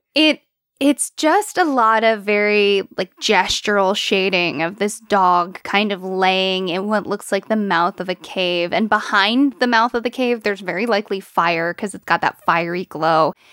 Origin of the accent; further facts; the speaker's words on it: United States; I grew up in America